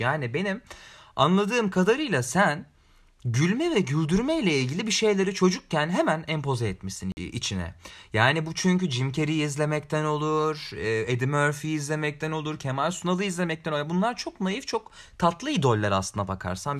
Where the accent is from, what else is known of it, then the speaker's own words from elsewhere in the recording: Ankara, Turkey; Özellikle Ankara eşrafında orada doğdum.